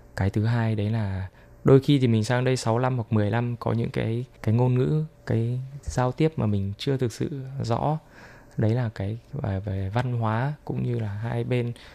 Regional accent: Vietnam; now in Taiwan; em là người Việt Nam

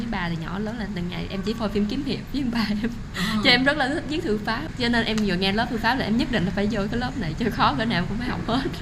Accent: Vietnam; moved away as an adult; now in Taoyuan, Taiwan; em đến từ Việt Nam

